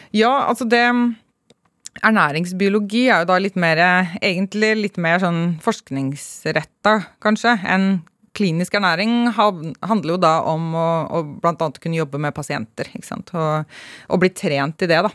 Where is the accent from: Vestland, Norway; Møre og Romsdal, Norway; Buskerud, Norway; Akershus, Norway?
Buskerud, Norway; Hønefoss; jeg er eh, oppvokst i en liten bygd utenfor Hønefoss. Fra Hausbygd.